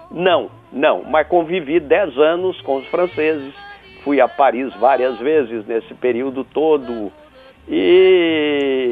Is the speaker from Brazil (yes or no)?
yes; Rio Grande do Sul, Brazil; also born or lived in Bahia; eu nasci na Bahia, no momento que meu pai andava por lá. Sim. Aí eu devia ter quatro anos mais ou menos, três anos, qualquer coisa assim. Ele voltou para o Rio Grande do Sul, aí onde eu estudei